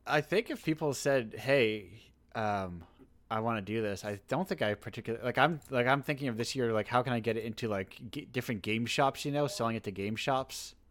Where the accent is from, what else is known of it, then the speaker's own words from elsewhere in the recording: Massachusetts, United States; I'm specifically from Massachusetts